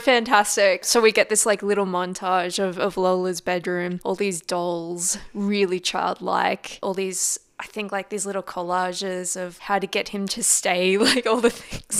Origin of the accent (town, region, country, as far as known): Australia